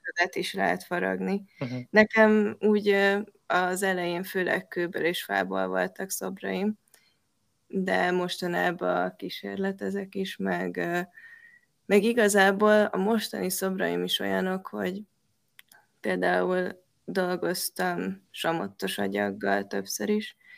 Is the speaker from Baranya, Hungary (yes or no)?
yes; Pécs, Baranya, Hungary; ami Pécsnek egy, ö, város része. Én ott nőttem fel